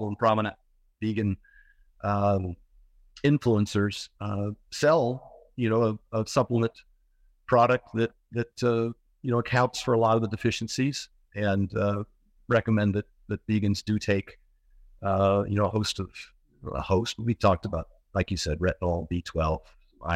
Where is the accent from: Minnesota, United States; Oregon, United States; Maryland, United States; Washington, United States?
Oregon, United States; I grew up in Oregon